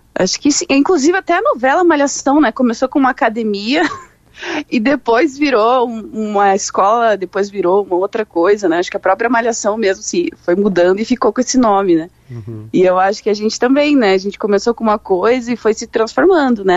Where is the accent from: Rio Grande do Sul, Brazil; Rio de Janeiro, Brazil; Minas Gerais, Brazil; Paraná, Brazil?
Paraná, Brazil; Curitiba; eu sou de Curitiba